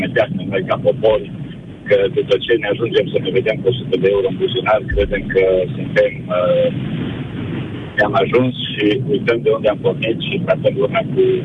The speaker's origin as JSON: {"language": "Romanian", "country": "Romania", "moved": "as an adult", "lives_now": "Spain", "said": "sunt român"}